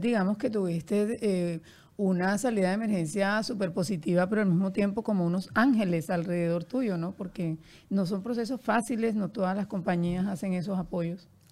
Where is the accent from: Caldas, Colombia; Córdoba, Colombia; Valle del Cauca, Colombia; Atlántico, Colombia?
Atlántico, Colombia; Barranquilla; yo soy de Barranquilla